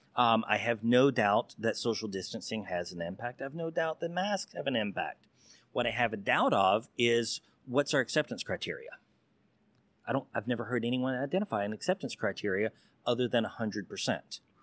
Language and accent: English; Texas, United States; I'm that Texas good old boy